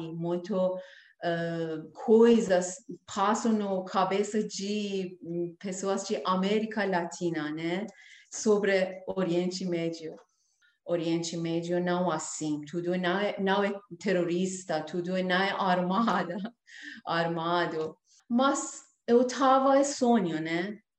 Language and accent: Portuguese; Iran; Portuguese is a second language; moved away as an adult; now in Brazil; eu deixei meu país, minha terra, para buscar realizar sonhos no Brasil